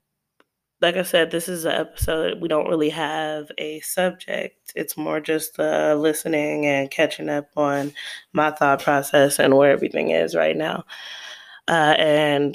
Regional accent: United States; I'm an American. I was raised here, born and raised

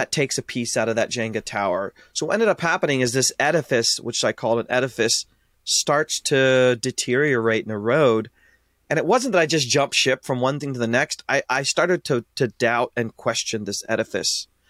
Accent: Ashland, Ohio, United States; born and raised in Ashland, Ohio

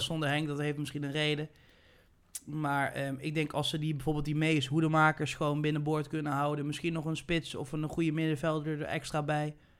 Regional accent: Netherlands; wij als Nederlanders

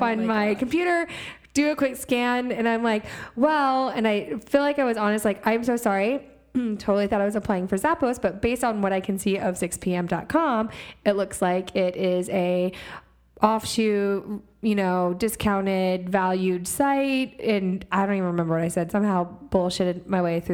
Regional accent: Houston, Texas, United States; moved away as an adult; I am from Texas, born and raised in Houston, Texas

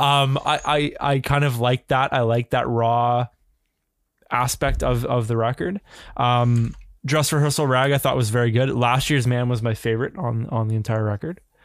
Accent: Canada; as a Canadian

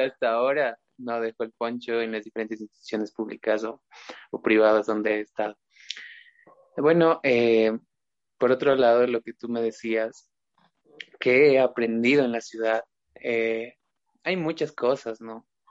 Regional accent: Ecuador; now in Riobamba, Ecuador; todos somos parte del Estado ecuatoriano

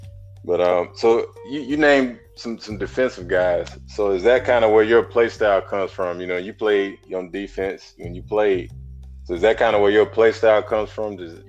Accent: Birmingham, Alabama, United States; I'm from Birmingham

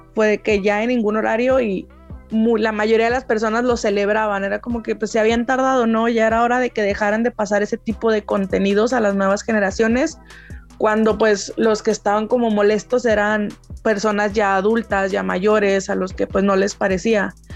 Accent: Mexico; yo soy de México

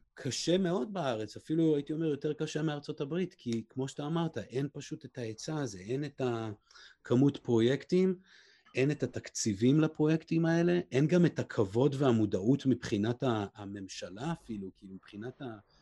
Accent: Israel; now in Los Angeles, United States; אני בעצמי ישראלי

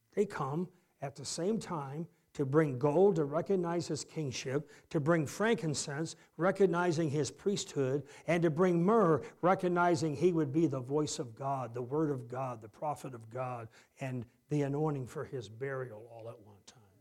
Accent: Harrison, Michigan, United States; I'm the kid from Harrison, Michigan.

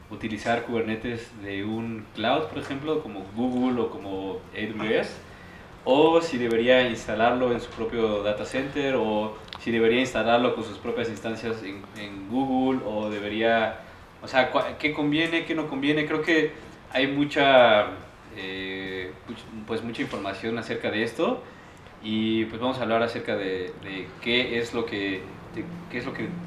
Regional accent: Celaya, Guanajuato, Mexico; eh, vengo de Celaya, Guanajuato. estudié en el Tecnológico de Celaya

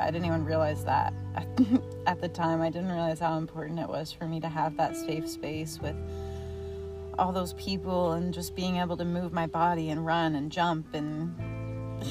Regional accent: Missouri, United States; born and raised in small town Missouri, very small town area, rural

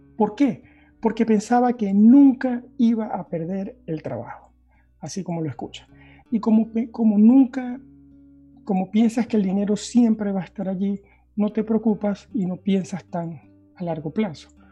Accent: Venezuela; moved away as an adult; now in Norway; soy originalmente de Venezuela

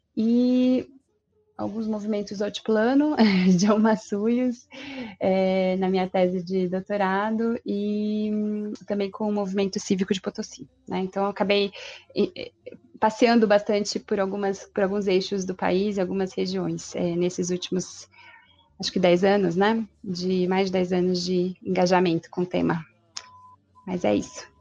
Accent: Ribeirão Preto, São Paulo, Brazil; now in Salvador, Brazil; eu sou de Ribeirão Preto. Estou aqui em Salvador como nova baiana

